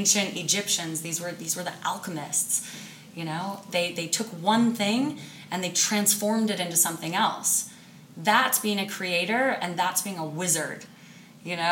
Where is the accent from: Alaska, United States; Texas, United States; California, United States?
Alaska, United States; Sitka; I'm from Alaska, the wilds of Alaska, a little island, Sitka. And I learned very young how to survive in the wild, because we played outside